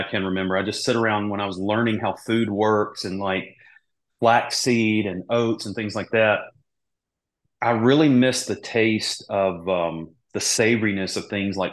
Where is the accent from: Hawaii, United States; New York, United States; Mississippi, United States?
Mississippi, United States; moved away as an adult; also born or lived in Charlotte, North Carolina; growing up in Mississippi, like we use porks and everything, you know, we grew up eating green beans